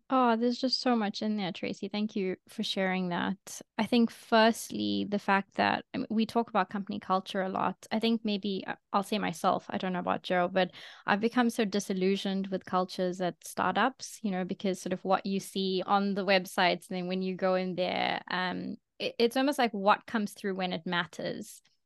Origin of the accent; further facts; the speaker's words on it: South Africa; now in London, United Kingdom; I'm from South Africa, I'm now in London